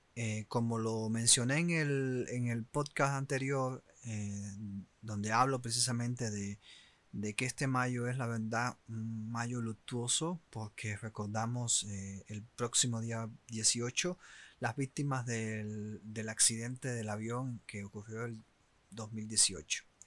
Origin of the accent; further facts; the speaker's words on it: Cuba; moved away; Yo soy de Camerón Cubano